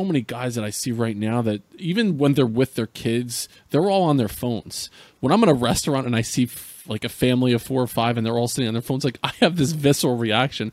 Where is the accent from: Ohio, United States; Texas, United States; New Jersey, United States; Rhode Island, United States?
New Jersey, United States; central; I grew up in New Jersey. I'd grown up in central New Jersey